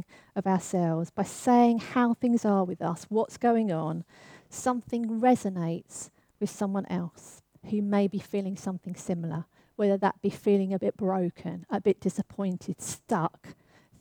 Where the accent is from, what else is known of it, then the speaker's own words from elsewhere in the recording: London, United Kingdom; I grew up in the East End of London